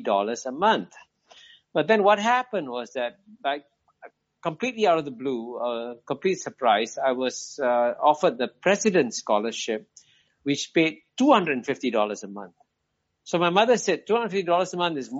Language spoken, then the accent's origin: English; Singapore; I was born here in 1948. So that's how I ended up not being born in Pakistan, but in Singapore